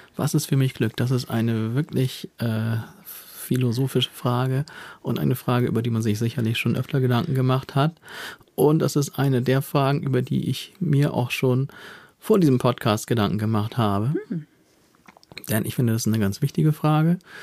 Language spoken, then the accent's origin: German; Bremen or Hamburg, Northern Germany, Germany; hat sofort erkannt, dass ich hier aus Bremen oder Hamburg stamme.